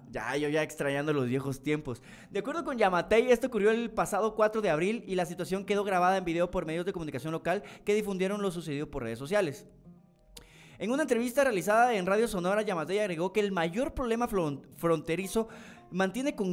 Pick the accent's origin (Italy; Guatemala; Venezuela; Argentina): Guatemala; Retalhuleu; Fíjate que yo soy de Reu y sí fue cierto, pero que agarraron bastante mala por todo Reu